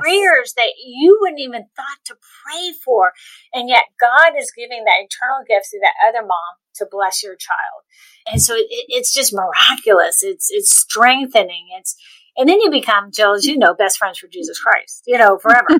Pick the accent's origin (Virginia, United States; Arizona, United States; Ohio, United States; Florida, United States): Florida, United States; Cocoa Beach; I grew up in Cocoa Beach, Florida